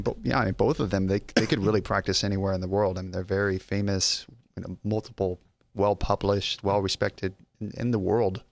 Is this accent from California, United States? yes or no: no; Las Vegas, Nevada, United States; I'm actually from Las Vegas